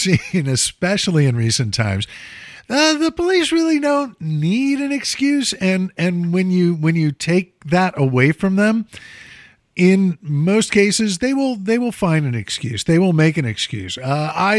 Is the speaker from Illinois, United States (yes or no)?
yes; Chicago, Illinois, United States; moved away; when I was a kid, growing up in Chicago